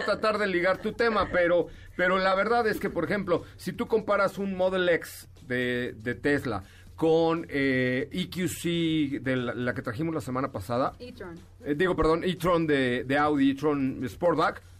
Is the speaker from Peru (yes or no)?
no; Mexico; como mexicano